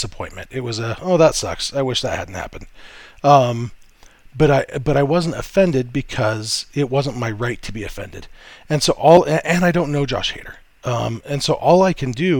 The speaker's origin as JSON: {"language": "English", "region": "Southern California", "country": "United States", "tie": "born or raised there", "said": "I grew up in Southern California"}